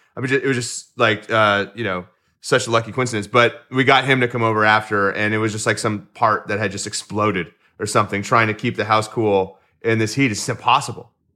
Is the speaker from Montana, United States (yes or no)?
no; Houston, Texas, United States; also born or lived in Austin, Texas; I grew up in Houston, which is hotter. than Austin